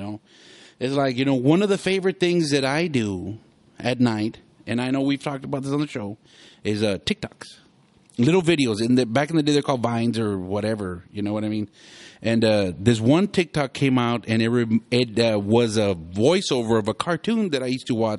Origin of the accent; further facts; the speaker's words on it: Hidalgo County, Texas, United States; I'm from Hidalgo County